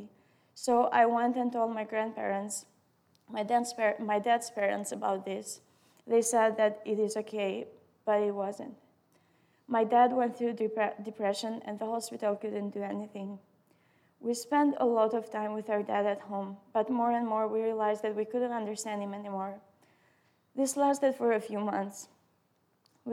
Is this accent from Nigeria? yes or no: no; Albania; English is a second language; moved away; I grew up in Albania, and for the most part, I lived with my parents and my siblings.